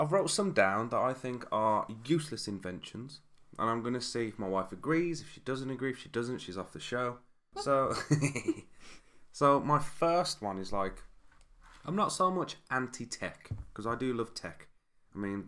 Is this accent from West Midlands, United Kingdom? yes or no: yes; Birmingham, West Midlands, United Kingdom; we're from Brum